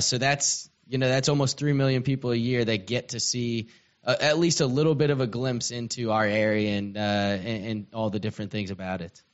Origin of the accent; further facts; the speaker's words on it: Atlanta, Georgia, United States; now in Shreveport, United States; I'm not from here. I'm from Atlanta, Georgia.